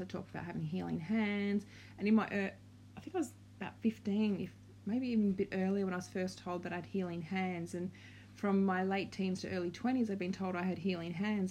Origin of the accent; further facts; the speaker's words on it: Australia; also born or lived in Victoria, Australia / Brisbane, Queensland, Australia; We're from Australia